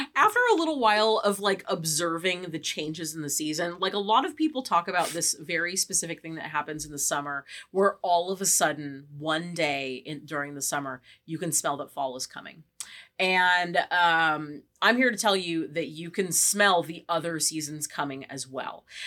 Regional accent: California, United States; we are from the West Coast. We are from California

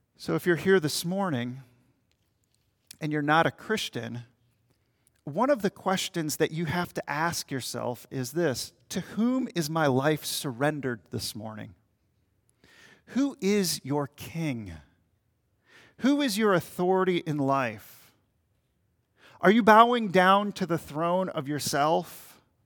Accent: Minnesota, United States; I'm from Minnesota, Minnesota Timberwolves

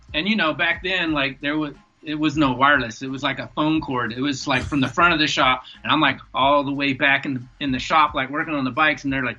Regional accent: the South, United States; And then, like, I'm from the South.

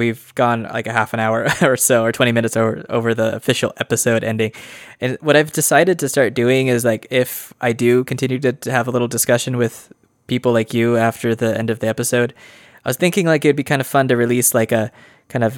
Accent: Idaho, United States; I'm from Idaho

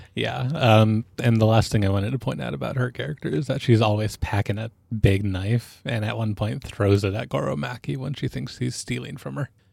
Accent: Alaska, United States; I grew up in Alaska, which meant that I was around guns growing up.

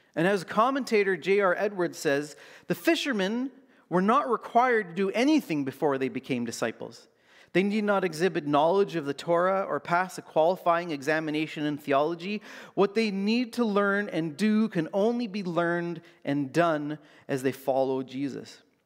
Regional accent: Canada; as a Canadian

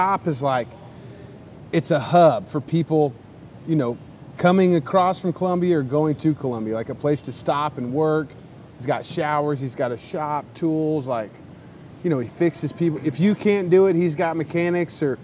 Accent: United States; I'm an American down here

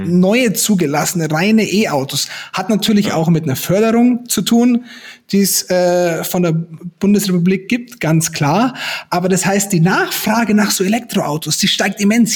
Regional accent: Garmisch-Partenkirchen district, Bavaria, Germany; now in Munich, Germany; ich komme ja aus dem Landkreis Garmisch-Partenkirchen

